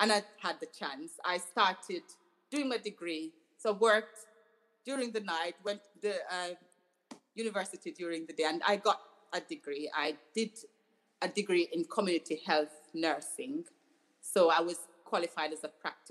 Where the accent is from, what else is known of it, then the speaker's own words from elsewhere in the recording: Jamaica; now in United Kingdom; I grew up in Jamaica